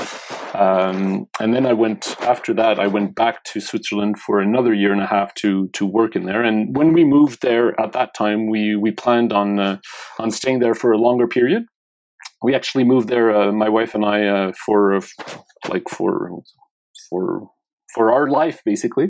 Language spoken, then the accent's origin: English; Montreal, Quebec, Canada; also born or lived in Laurentians, Quebec / Saint Martin; I was born in Montreal.